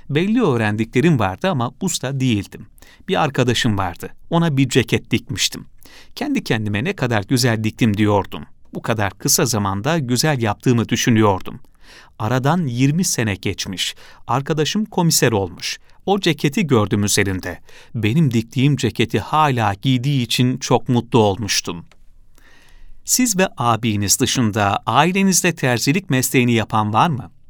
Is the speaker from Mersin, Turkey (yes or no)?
no; Karasu, Sakarya, Turkey; also born or lived in Istanbul; 1944 senesinde İstanbul'da doğdum. İlkokul ve ortaokulu Karasu'da okudum.